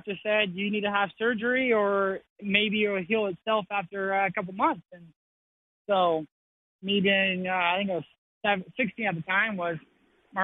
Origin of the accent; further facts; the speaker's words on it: California, United States; moved away; also born or lived in Missouri; I grew up in California where you could play water polo and swim year round.